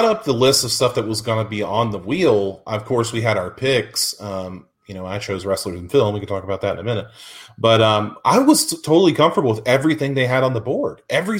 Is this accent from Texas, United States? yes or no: no; West Virginia, United States; I'm from West Virginia. I'm from the South.